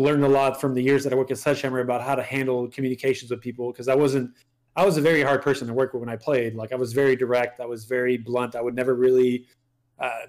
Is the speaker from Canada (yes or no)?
yes; Canada; first language French; English is a second language; also born or lived in Montreal; I'm French Canadian. My French is my first language